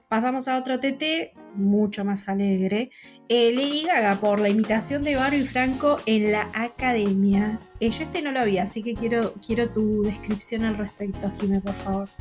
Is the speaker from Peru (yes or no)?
no; Argentina; Acá en Argentina